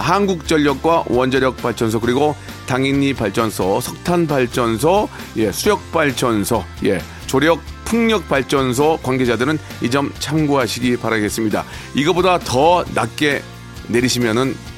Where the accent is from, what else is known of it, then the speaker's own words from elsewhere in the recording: Gunsan, North Jeolla, South Korea; moved away; 저도 고향이 군산인데